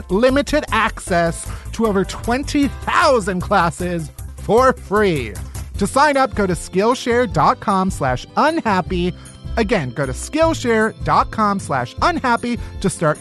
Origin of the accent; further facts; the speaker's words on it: Alsip, Illinois, United States; I'm from the south suburbs of Chicago